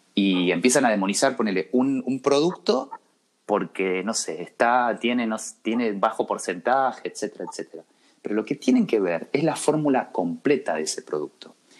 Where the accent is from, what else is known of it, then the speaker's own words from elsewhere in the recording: Cruz Alta, Córdoba, Argentina; moved away as an adult; also born or lived in Rosario; now in Buenos Aires, Argentina; yo soy de Cruz Alta, un pueblito de la provincia de Córdoba, muy chiquitito, y me fui a estudiar a Rosario